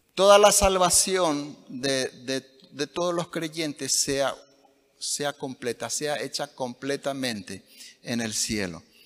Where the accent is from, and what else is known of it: Paraguay